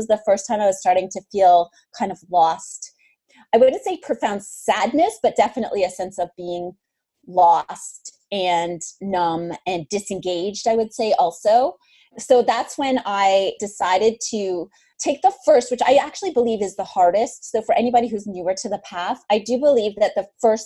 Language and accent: English; Northern Ontario, Canada; moved away; I grew up in Northern Ontario.